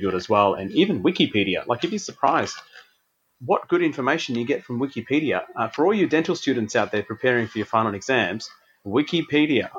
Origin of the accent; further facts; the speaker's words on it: Adelaide, South Australia, Australia; moved away as an adult; also born or lived in Tasmania; I grew up in Adelaide